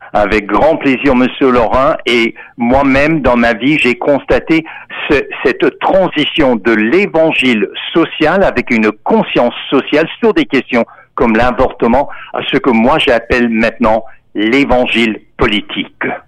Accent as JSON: {"language": "French", "region": "Texas", "country": "United States", "tie": "born or raised there", "moved": "yes", "said": "Moi-même, en tant qu'Américain, qui est né au Texas en 1950"}